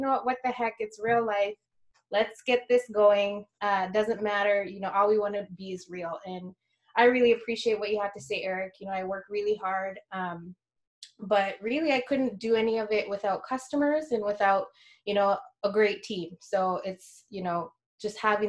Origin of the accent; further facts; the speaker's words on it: rural Alaska village, United States; now in Anchorage, United States; went back to my hometown